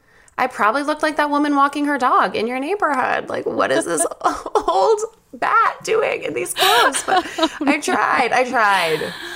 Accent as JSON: {"language": "English", "area": "Long Island", "region": "New York", "country": "United States", "tie": "born or raised there", "said": "I grew up on Long Island."}